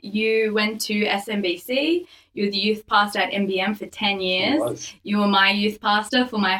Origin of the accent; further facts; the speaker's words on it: Australia; I'm Australian, but I'm Maltese